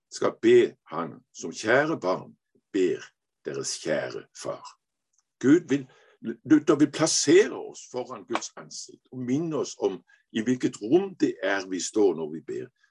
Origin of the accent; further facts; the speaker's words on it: Denmark; Norwegian is a second language; also born or lived in Aarhus; jeg er dansk, men jeg er jo halv norsk